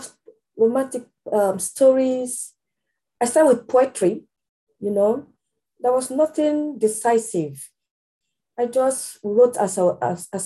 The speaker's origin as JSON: {"language": "English", "country": "Nigeria", "moved": "as an adult", "lives_now": "United Kingdom", "said": "I'm British Nigerian"}